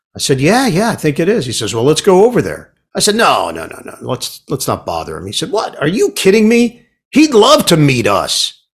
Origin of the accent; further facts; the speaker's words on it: New York City, New York, United States; I'm from Queens.